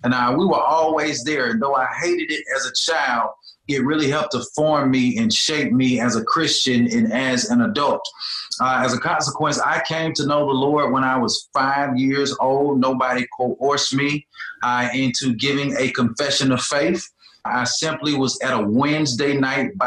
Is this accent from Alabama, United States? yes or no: yes; Birmingham, Alabama, United States; I'm born and raised in Birmingham, Alabama. I'm a Birmingham native